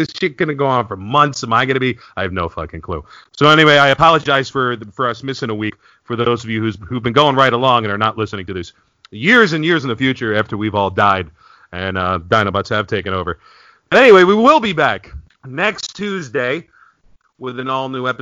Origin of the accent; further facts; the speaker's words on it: New York area, United States; when I was growing up in the 80s, all the New York City garbage went to Staten Island